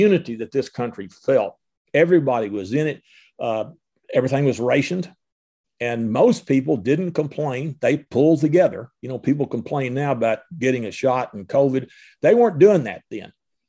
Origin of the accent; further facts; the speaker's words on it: Mayfield, Kentucky, United States; also born or lived in Arlington, Kentucky; Here in Western Kentucky, I grew up in Mayfield, live in Arlington